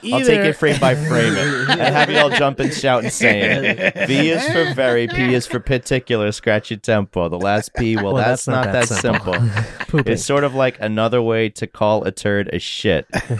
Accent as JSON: {"language": "English", "town": "New York City", "region": "New York", "country": "United States", "tie": "born or raised there", "said": "And mine of Brooklyn, New York."}